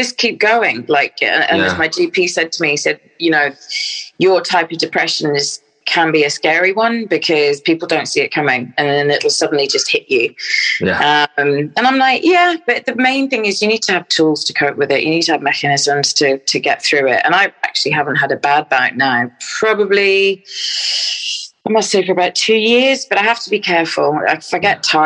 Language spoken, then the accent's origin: English; Stirling, Scotland, United Kingdom; also born or lived in London; So I was brought up in Stirling in Scotland. So I was born in London, and then my mum and dad moved up to Scotland